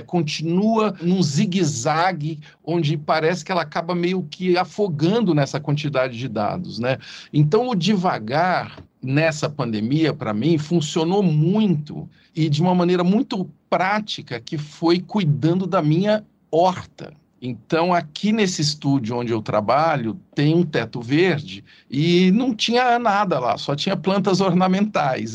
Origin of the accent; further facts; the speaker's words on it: Ituverava, São Paulo, Brazil; accent: caipira; Eu sou do interior de São Paulo, Ituverava